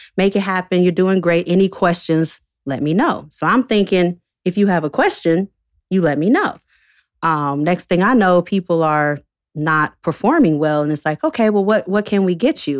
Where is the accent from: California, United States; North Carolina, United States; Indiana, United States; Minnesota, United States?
North Carolina, United States; Winston-Salem; also born or lived in Chapel Hill, North Carolina; I'm from North Carolina, born and raised, born in Chapel Hill. raised in Winston-Salem